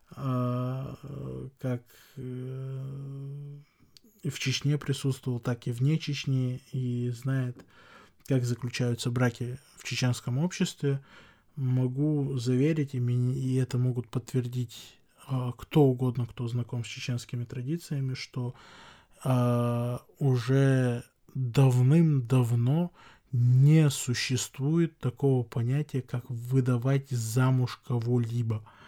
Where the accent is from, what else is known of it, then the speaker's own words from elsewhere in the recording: Chechnya, Russia; как чеченец, как человек, который живет в чеченском обществе